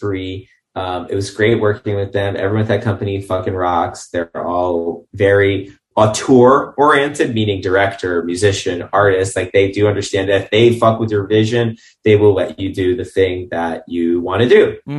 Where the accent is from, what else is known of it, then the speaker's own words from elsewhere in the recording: New York City, New York, United States; moved away as an adult; also born or lived in Long Island; now in Los Angeles, United States; I grew up in Brighton Beach till I was 11, and then moved to Long Island.